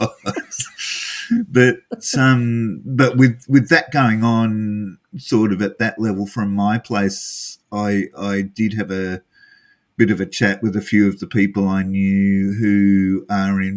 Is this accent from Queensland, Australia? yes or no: no; Hunter Valley, New South Wales, Australia; I'm from the Hunter Valley.